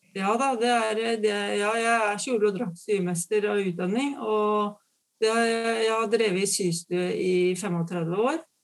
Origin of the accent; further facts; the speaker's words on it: Fredrikstad, Østfold, Norway; moved away; jeg er fra Fredrikstad